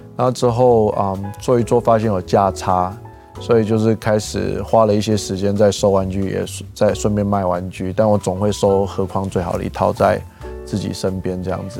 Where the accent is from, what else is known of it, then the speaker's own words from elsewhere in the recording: Gangshan, Kaohsiung, Taiwan; 我是一个冈山长大的小孩